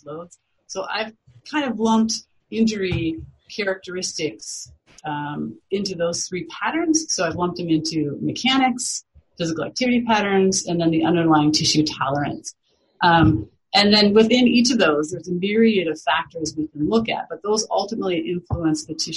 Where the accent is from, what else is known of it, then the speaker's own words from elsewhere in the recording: Iowa, United States; moved away; I am from Iowa, the Midwestern part of the United States originally